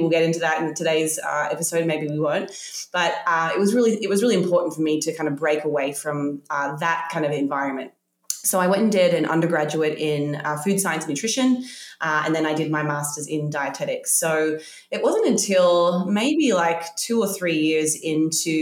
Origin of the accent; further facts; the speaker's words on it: Australia; I grew up in Australia